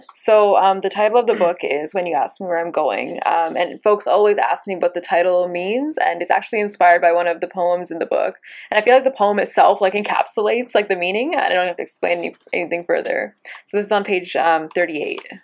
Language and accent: English; Abbotsford, British Columbia, Canada; I grew up in Abbotsford, BC. Um, you know, I was I was born and raised there